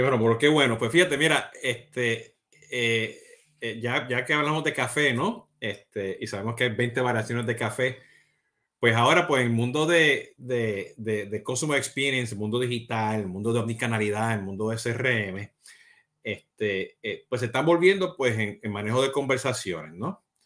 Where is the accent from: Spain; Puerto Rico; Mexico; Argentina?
Puerto Rico; como buen boricua puertorriqueño